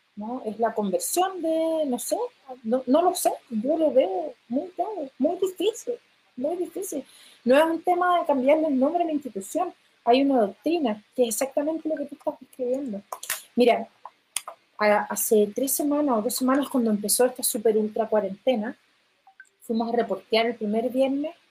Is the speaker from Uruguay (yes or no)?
no; Chile; porque soy chilena